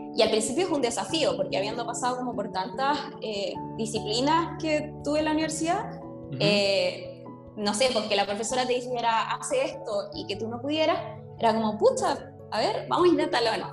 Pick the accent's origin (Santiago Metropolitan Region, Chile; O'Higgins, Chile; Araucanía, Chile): O'Higgins, Chile; San Vicente de Tagua Tagua; moved away as an adult; now in Valparaíso, Chile; soy de San Vicente. Llegué acá a Valparaíso en 2008, llegué a estudiar